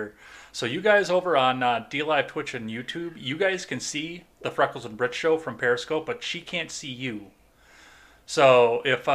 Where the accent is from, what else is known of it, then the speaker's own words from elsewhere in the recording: Wisconsin, United States; my home state of Wisconsin.